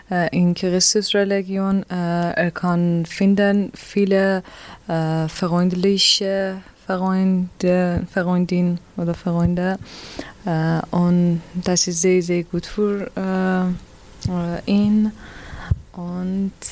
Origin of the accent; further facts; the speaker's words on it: Iran; German is a second language; moved away as an adult; now in Germany; Uh, ich komme aus dem Iran mit meinem Mann. Äh, und wir sind in Deutschland fast ein Jahr.